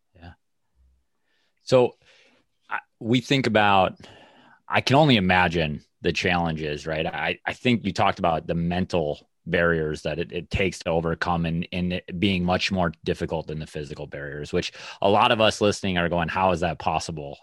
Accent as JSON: {"language": "English", "region": "Minnesota", "country": "United States", "said": "being a Minnesotan"}